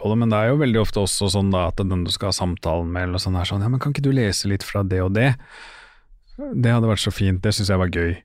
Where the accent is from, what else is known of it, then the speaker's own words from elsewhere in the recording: Oslo, Norway; moved away; jeg er fra Stovner. Ja. Jeg bor jo ikke på Stovner